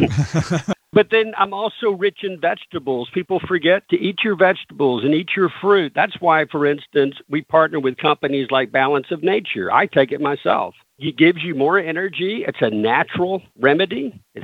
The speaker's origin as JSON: {"language": "English", "region": "the South", "country": "United States", "tie": "born or raised there", "said": "I grew up in the South"}